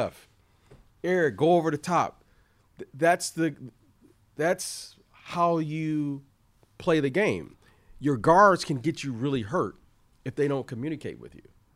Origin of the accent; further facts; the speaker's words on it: Michigan, United States; now in Los Angeles, United States; I grew up in Michigan